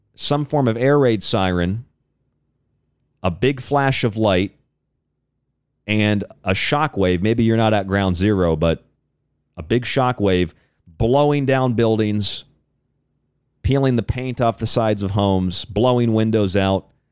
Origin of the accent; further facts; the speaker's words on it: Florida, United States; I'm from Florida